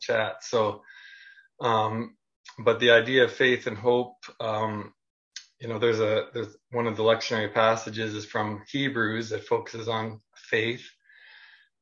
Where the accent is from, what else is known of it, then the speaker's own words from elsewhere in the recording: Niagara-on-the-Lake, Ontario, Canada; I grew up in the Mennonite Brethren tradition in Niagara-on-the-Lake, Ontario, Canada